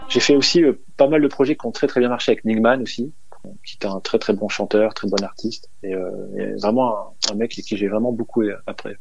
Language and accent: French; Dunkirk, Hauts-de-France, France; je suis né à Dunkerque, tout à fait, euh, originaire du Nord, à côté de la Belgique